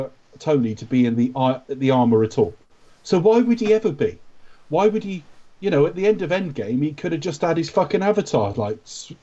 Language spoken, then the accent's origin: English; United Kingdom; we're British